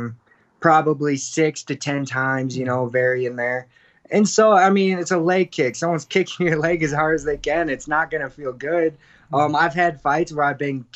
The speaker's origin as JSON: {"language": "English", "region": "Midwest", "country": "United States", "moved": "yes", "lives_now": "Denver, United States", "said": "I'm from the Midwest"}